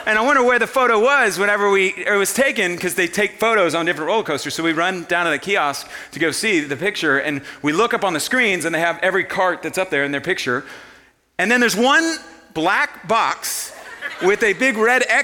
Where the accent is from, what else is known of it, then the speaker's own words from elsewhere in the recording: Houston, Texas, United States; I grew up in Houston, Texas